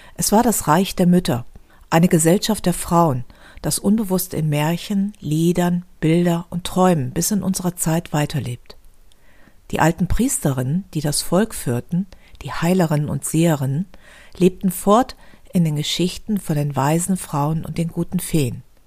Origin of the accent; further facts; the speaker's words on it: Düsseldorf, North Rhine-Westphalia, Germany; Bei uns in Düsseldorf